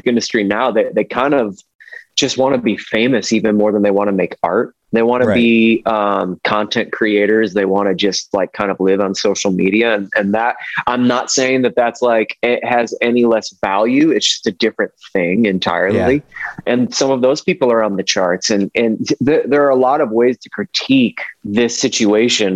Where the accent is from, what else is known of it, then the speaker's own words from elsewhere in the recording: Ohio, United States; now in Nashville, United States; I'm from Ohio